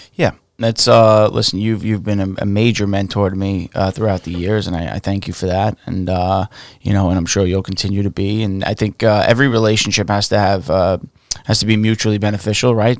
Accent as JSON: {"language": "English", "town": "New York City", "region": "New York", "country": "United States", "tie": "born or raised there", "said": "I grew up in Staten Island. I was raised in, uh, like the westerly area"}